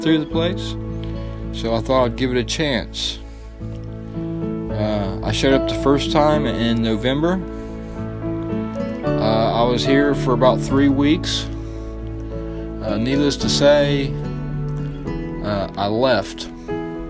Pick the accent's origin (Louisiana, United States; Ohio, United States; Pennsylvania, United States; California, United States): Ohio, United States; Sabina; also born or lived in Wilmington, Ohio; I come from a little town called Sabina. I was born in Wilmington, Ohio, which that's where I was at before I came here.